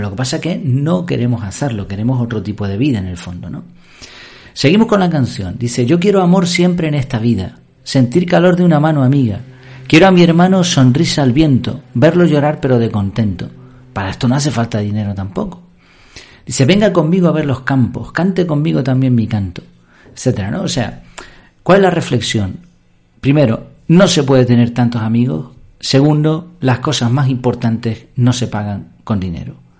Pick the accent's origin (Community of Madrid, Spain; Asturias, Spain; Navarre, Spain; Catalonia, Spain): Community of Madrid, Spain; Madrid; moved away; also born or lived in Gran Canaria; yo nací en Madrid